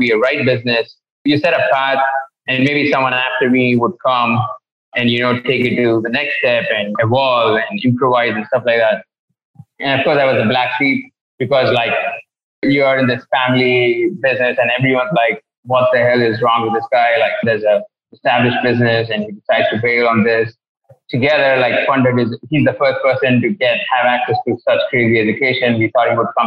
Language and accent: English; Erode, Tamil Nadu, India; moved away as an adult; also born or lived in England; I was born in Erode, which is one of the biggest industrial textile towns of India.